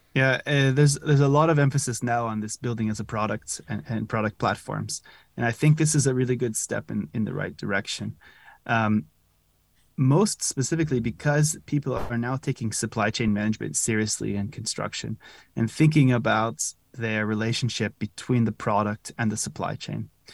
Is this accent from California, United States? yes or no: yes; California, United States; moved away as an adult; also born or lived in Zurich, Switzerland; now in Netherlands; originally I'm from California